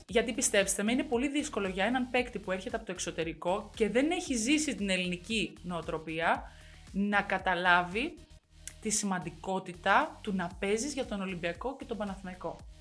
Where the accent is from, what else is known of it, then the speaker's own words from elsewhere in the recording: Greece; είμαι Ελληνίδα